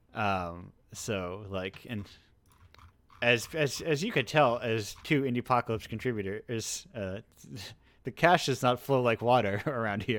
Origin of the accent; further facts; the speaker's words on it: Massachusetts, United States; I'm specifically from Massachusetts